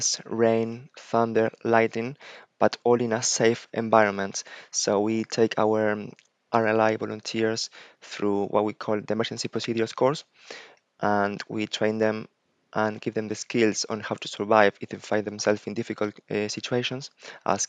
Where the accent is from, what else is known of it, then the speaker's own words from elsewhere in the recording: Buenos Aires, Argentina; moved away as an adult; also born or lived in Iceland; now in United Kingdom; I'm originally from Buenos Aires, Argentina